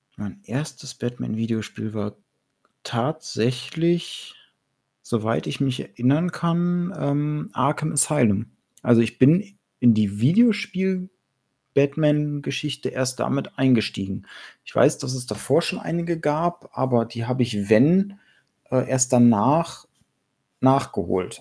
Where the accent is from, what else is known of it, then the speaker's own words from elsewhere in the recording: Germany; bei uns in Deutschland